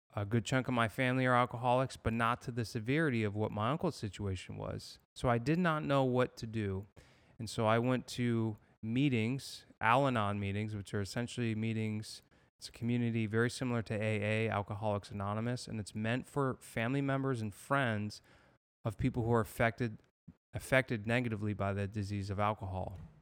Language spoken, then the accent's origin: English; Massachusetts, United States; moved away as an adult; also born or lived in San Diego, United States / Los Angeles, United States; now in Fort Myers, United States; I grew up in Massachusetts